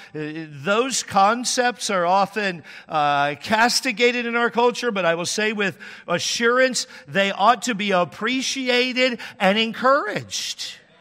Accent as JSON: {"language": "English", "region": "Texas", "country": "United States", "moved": "yes", "lives_now": "California, United States", "said": "I'm from there"}